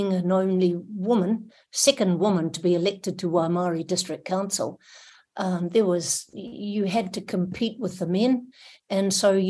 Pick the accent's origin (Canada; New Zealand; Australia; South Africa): New Zealand; Dunedin, Otago; I was born in Dunedin, and we lived on the Tairi Plain